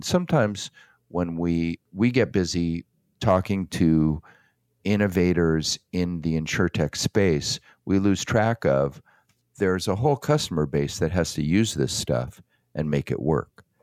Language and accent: English; Downey, California, United States; also born or lived in Phoenix, Arizona; I was born and raised in Downey, California